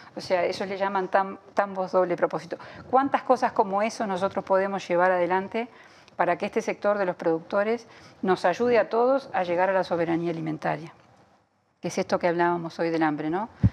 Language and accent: Spanish; Uruguay